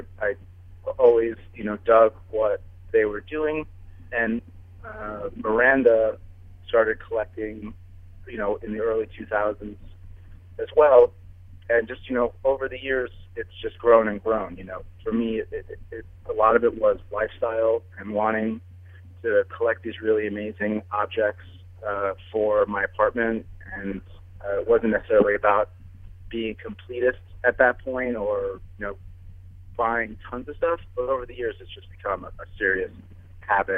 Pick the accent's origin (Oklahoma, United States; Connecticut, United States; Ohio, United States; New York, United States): New York, United States; New York City; growing up in New York City